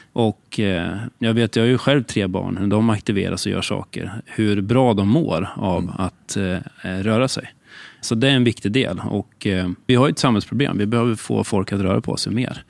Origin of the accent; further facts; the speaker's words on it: Katrineholm, Södermanland, Sweden; also born or lived in Stockholm; Jag är 48 år och född och uppvuxen i Katrineholm